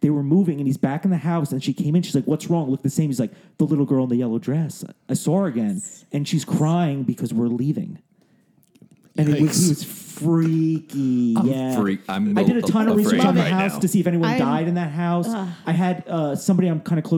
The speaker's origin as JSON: {"language": "English", "region": "New Jersey", "country": "United States", "moved": "yes", "lives_now": "Los Angeles, United States", "said": "I was from New Jersey."}